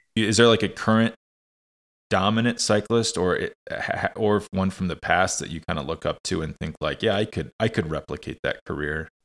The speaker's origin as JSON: {"language": "English", "country": "United States", "said": "as an American"}